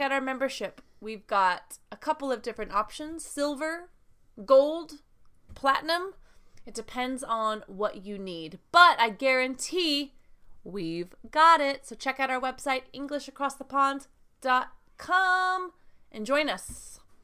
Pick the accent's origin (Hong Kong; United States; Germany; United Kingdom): United States; I am from the United States